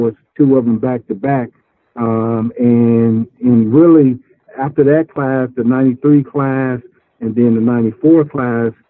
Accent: Oklahoma, United States; moved away as an adult; also born or lived in Nebraska; I was in the third grade and I'm from Oklahoma. So leaving Oklahoma and going to Nebraska

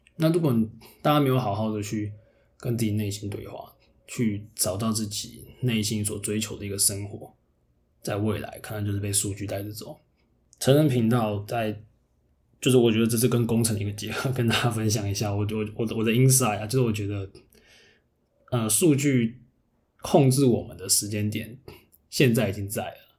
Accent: the South, southern Taiwan, Taiwan; moved away; 虽然我是南部人

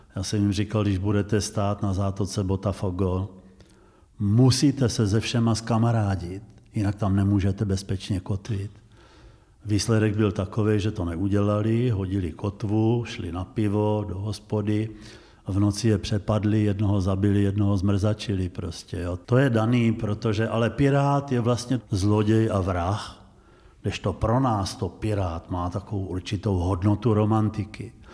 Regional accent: Znojmo, South Moravian Region, Czechia; jsem vyrůstal na ulici a drtivá většina mých kamarádů po roce 45 vlastně neměla oba rodiče, nebo někdo žádný, protože Znojmo bylo pohraničí

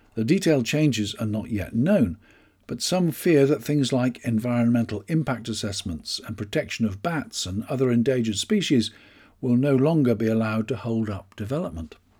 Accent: United Kingdom; I'm British.

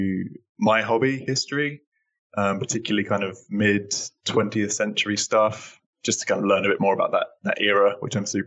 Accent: Northamptonshire, East Midlands, United Kingdom; also born or lived in Sydney, Australia; I was born in Sydney, but grew up most of my life in Northamptonshire in England.

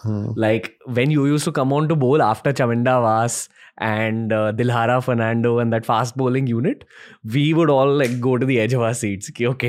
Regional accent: India; as Indian cricket fans

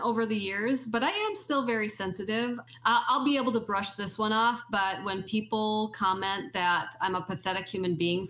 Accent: Wisconsin, United States; growing up in North Central Wisconsin, when it's, you know, 20 below zero out

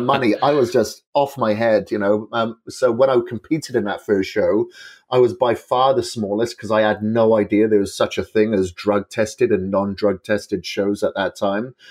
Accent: Wales, United Kingdom; moved away as an adult; I'm from Wales originally. I left Wales in the nineties, uh, but I spent a lot of my childhood, uh, grown up on a farm

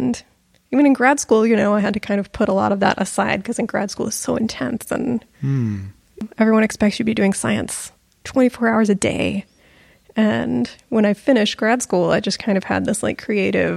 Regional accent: Fort Worth, Texas, United States; So I grew up in Fort Worth

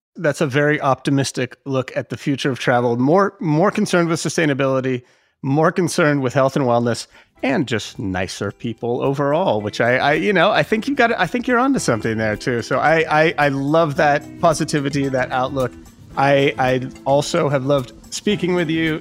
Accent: United States; as an American

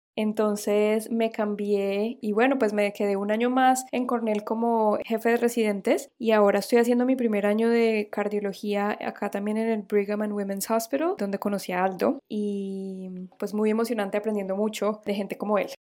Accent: Cúcuta, Norte de Santander, Colombia; now in United States; de Cúcuta, Colombia.

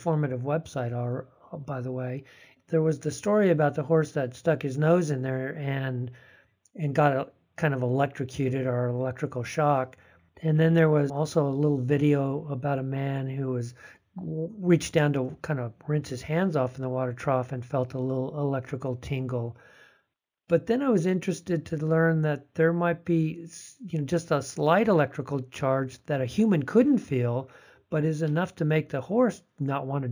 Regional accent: California, United States; Being a Californian

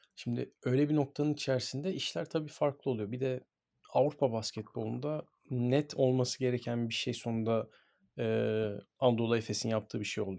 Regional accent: Istanbul, Turkey; Ben çok şanslıyım ki sahanın içinde doğdum, büyüdüm ve e, böyle gururlu bir şekilde kendimi spor sergi çocuğu olarak görüyorum.

